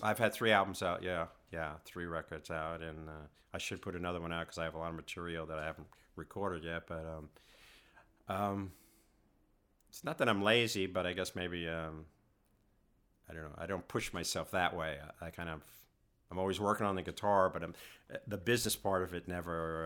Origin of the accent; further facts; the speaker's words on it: New York City, New York, United States; growing up in Queens and it was a working class society